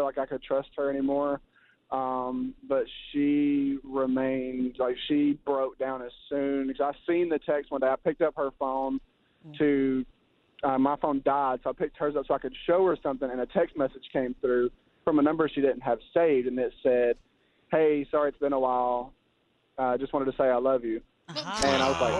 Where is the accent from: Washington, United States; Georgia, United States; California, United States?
Georgia, United States; we're from Georgia